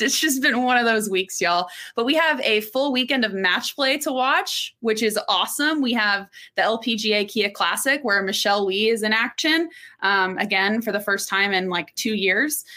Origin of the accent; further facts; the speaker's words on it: Orlando, Florida, United States; also born or lived in Texas; I grew up in Orlando, but I was born in Texas